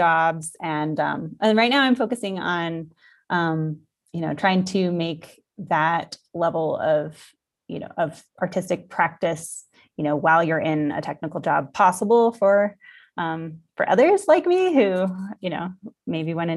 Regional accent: Colorado, United States; I grew up in Colorado, United States

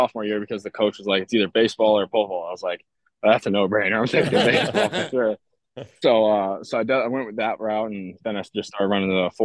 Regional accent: Ossining, New York, United States; I grew up in Ossining, New York. It's a town in Westchester, just about like 45 minutes north of the city.

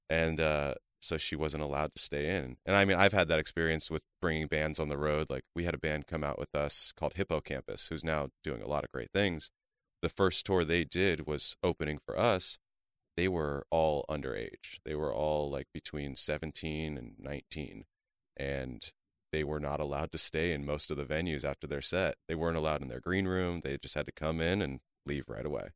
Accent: Calabasas, California, United States; I grew up in the San Fernando Valley, uh, mostly in Calabasas, though

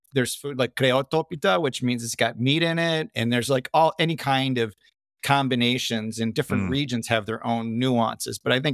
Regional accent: Australia; Well, it's an interesting story, that started in Australia. So my parents both left Greece as immigrants and decided to go there as opposed to the United States because they both had relatives there.

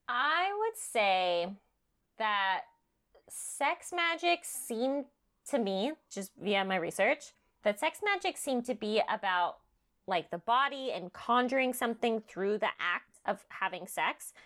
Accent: California, United States; I'm growing up in California

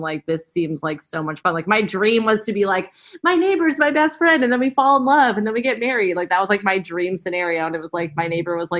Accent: Los Angeles, California, United States; We grew up in Valley Village.

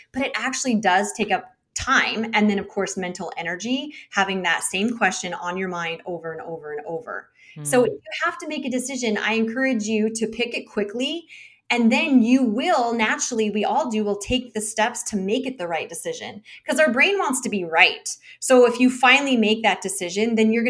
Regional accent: United States; as an American

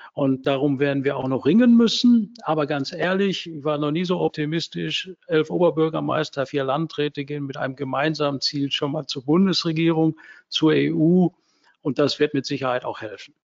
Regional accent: Herne, North Rhine-Westphalia, Germany; in meiner Heimatstadt Scherne

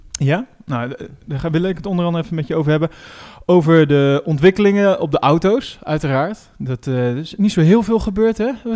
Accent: Netherlands; als Nederlanders

